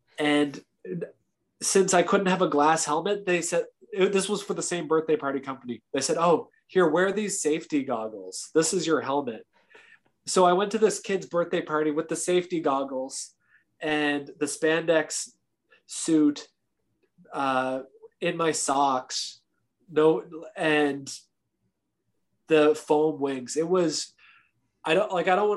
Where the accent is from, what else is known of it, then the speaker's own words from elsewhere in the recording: Canada; me being a generous, kind Canadian